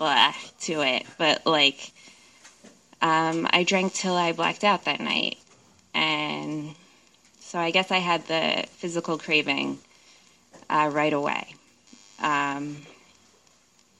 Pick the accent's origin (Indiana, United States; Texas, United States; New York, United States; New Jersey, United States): New Jersey, United States; now in Seattle, United States; I grew up in New Jersey